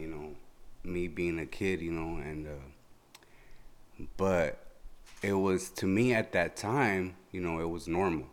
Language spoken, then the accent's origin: English; Mexicali, Baja California, Mexico; moved away; I was born in Mexicali